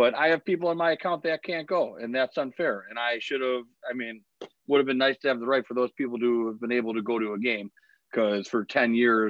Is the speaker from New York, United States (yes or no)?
yes; Buffalo, New York, United States; I'm from Buffalo. If I want to be drunk, I will be.